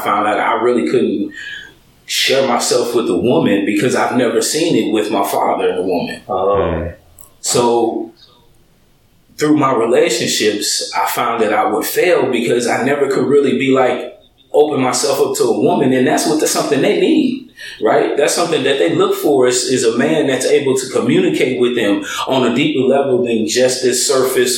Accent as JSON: {"language": "English", "town": "St. Louis", "region": "Missouri", "country": "United States", "tie": "born or raised there", "also_born_or_lived": "Seattle, Washington / Illinois / Georgia", "moved": "as an adult", "lives_now": "California, United States", "said": "Born in Seattle in 1974, raised in St. Louis"}